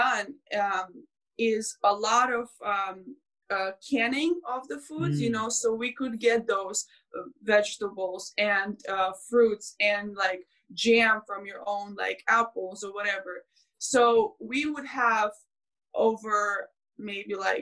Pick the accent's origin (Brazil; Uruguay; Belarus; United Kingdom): Belarus; moved away; I grew up in Belarus